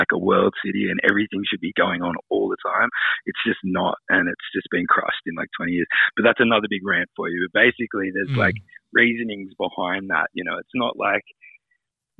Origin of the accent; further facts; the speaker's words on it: Sydney, New South Wales, Australia; I grew up in Newtown, which is quite a kind of lefty, arty, you know, alternative hub center for arts and music